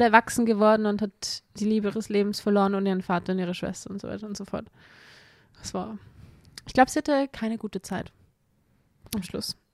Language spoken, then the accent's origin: German; Austria; bei uns in Österreich